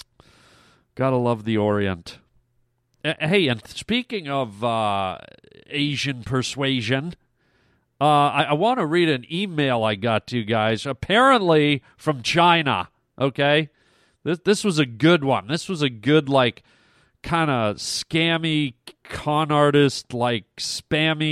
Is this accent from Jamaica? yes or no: no; Canada; I'm Canadian